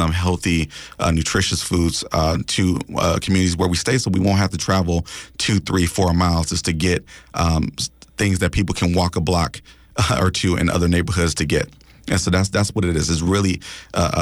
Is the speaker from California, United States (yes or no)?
yes; Oakland, California, United States; being a resident in Oakland and growing up in the Deep East